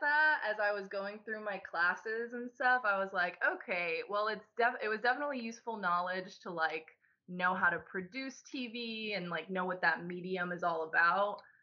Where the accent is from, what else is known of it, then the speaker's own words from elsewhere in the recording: Mackinaw, Illinois, United States; also born or lived in Georgia; from the time that I was, like, three, I lived there, grew up there